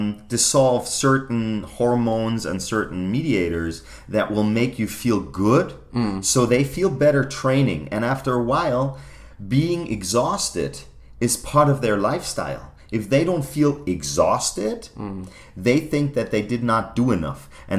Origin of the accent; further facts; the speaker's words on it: Germany; Growing up in Germany then and performing for the German national squad in figure skating.